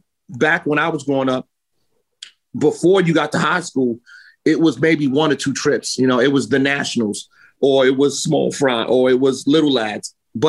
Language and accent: English; New York City, New York, United States; also born or lived in Queens / the Bronx / Brooklyn / Yonkers; I'm New York's own. I was born in Queens, raised in Harlem, lived in the Bronx, spent a little bit of time in Brooklyn. The only place that I haven't lived in is Staten Island.